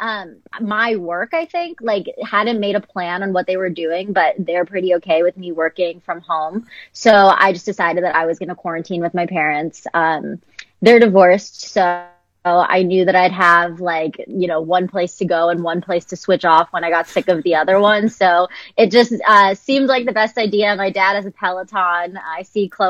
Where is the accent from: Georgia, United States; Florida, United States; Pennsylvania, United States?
Pennsylvania, United States; Philadelphia; moved away as an adult; now in Los Angeles, United States; I'm across the country from my family in LA, and I'm from Philadelphia.